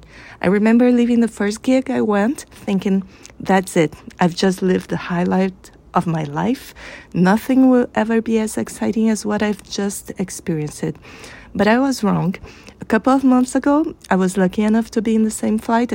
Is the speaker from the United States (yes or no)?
no; Brazil; from Brazil.